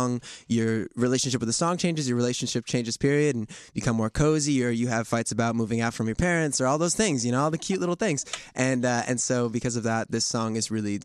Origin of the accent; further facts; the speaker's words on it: New York, United States; being a New Yorker